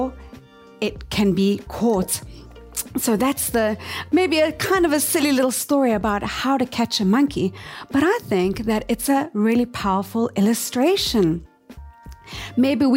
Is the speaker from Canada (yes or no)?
no; South Africa; moved away as an adult; now in Tokyo, Japan; we were born and raised in South Africa.